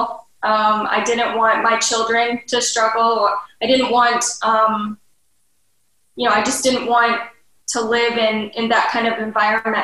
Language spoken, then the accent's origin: English; Detroit metro area, Michigan, United States; I'm from the Detroit metro area